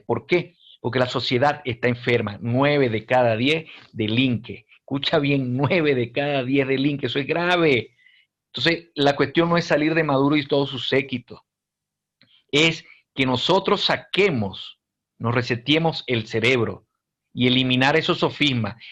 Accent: Venezuela; now in Peru

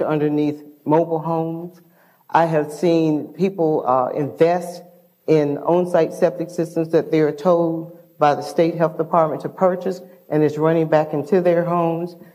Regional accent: Lowndes County, Alabama, United States; moved away as an adult; I grew up in Lowndes County, Alabama

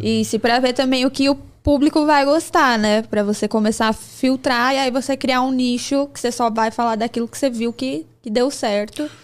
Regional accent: São Paulo, Brazil; eu morava aqui no Jaraguá

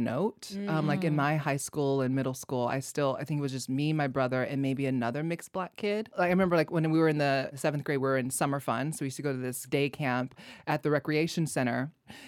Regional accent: Hawaii, United States; moved away; growing up in Hawaii was amazing

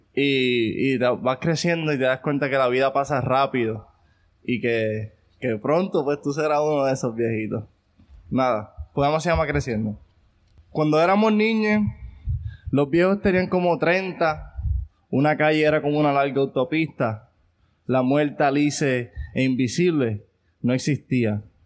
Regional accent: Ponce, Puerto Rico; yo soy de Ponce

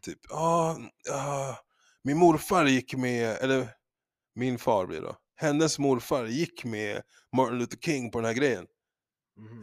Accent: Sweden; jag är svensk

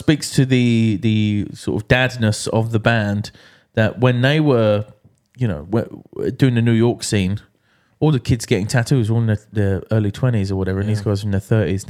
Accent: Scotland, United Kingdom; Yeah. But, you know, being Scottish, that could be from a fridge.

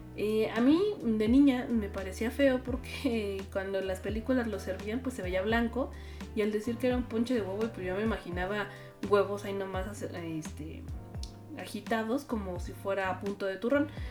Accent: Mexico; como mexicanos

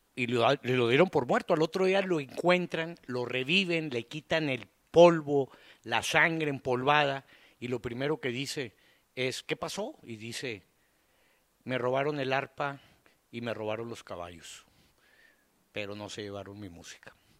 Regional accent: Monterrey, Nuevo León, Mexico; nosotros somos los chilangos para los de Saltillo, para los de Torreón

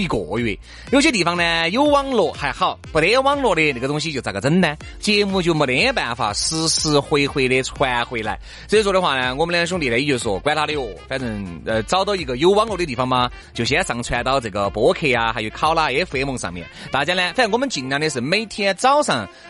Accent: China; 我们中国人

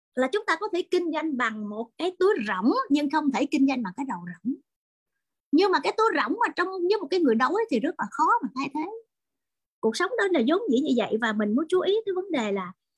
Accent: Vietnam; người Việt Nam chúng tôi

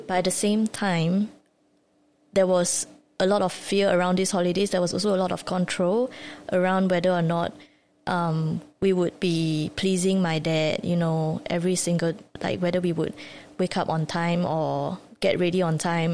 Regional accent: Singapore; I grew up in Singapore

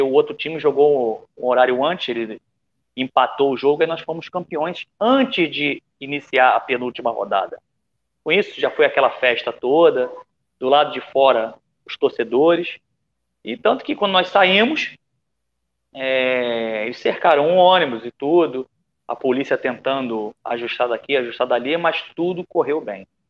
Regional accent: Rio de Janeiro, Brazil; moved away as an adult; now in Bali, Indonesia; a gente acaba misturando o sotaque, mas sou carioca da gema

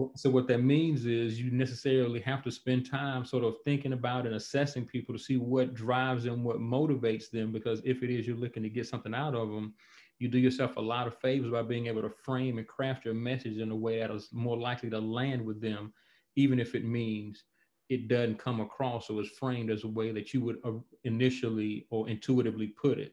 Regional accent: Montgomery, Alabama, United States; moved away as an adult; also born or lived in North Dakota / Honolulu, Hawaii / Columbus, Mississippi; now in Louisville, United States; I live in Louisville, Kentucky, uh, but I'm from Montgomery, Alabama. So, uh, Alabama is home

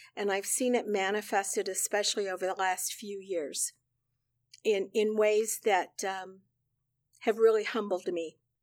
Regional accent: central Illinois, United States; moved away as an adult; also born or lived in Chicago, Illinois; now in South Carolina, United States; I was born and raised on a farm in central Illinois.

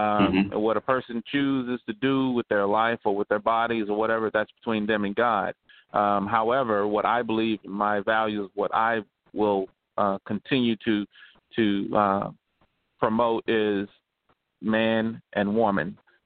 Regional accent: Nashville, Tennessee, United States; from Nashville, Tennessee, born and raised, bred in the South.

